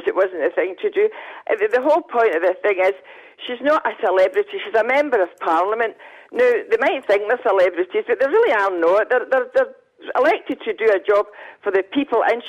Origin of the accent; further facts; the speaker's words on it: Scotland, United Kingdom; I'm Scottish